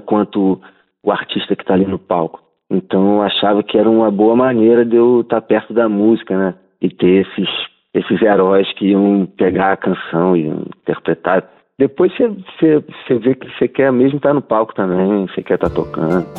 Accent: Rio de Janeiro, Brazil; accent: carioca chiado; O nosso sotaque chiado, né? Essa coisa do carioca de falar chiado, de carregar no X

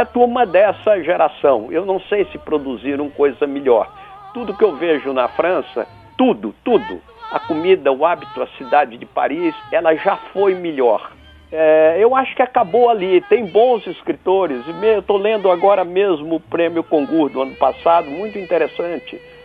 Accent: Rio Grande do Sul, Brazil; also born or lived in Bahia; eu nasci na Bahia, no momento que meu pai andava por lá. Sim. Aí eu devia ter quatro anos mais ou menos, três anos, qualquer coisa assim. Ele voltou para o Rio Grande do Sul, aí onde eu estudei

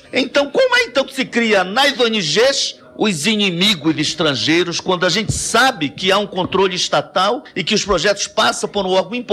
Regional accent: São Paulo, Brazil; E eu, como paulista, me orgulho dos

